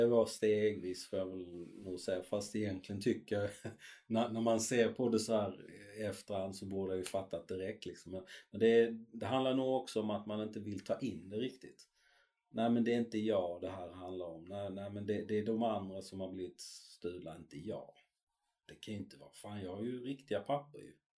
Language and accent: Swedish; Sweden; born or raised there; also born or lived in Chile